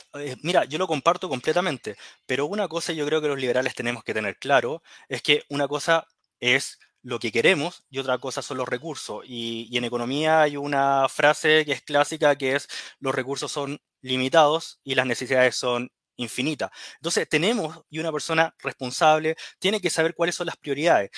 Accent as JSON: {"language": "Spanish", "country": "Chile", "said": "Estamos como chilenos"}